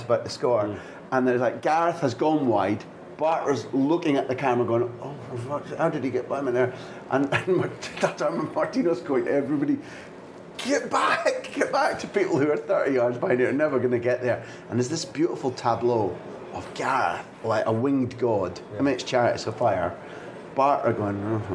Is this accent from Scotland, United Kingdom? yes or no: yes; Scotland, United Kingdom; Being as a Scot